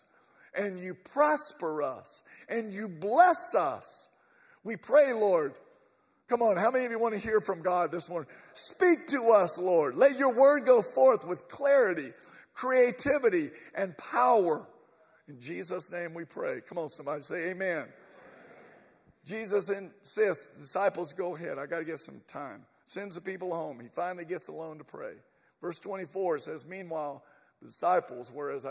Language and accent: English; Atlanta, Georgia, United States; We are from Atlanta.